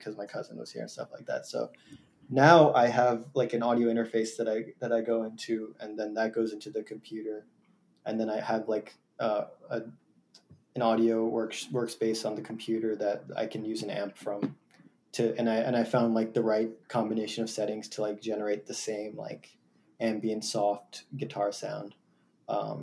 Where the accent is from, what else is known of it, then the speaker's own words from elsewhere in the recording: Jackson, New Jersey, United States; I have a few friends who at both at NYU and at in my town in Jackson, who are interested in just like jamming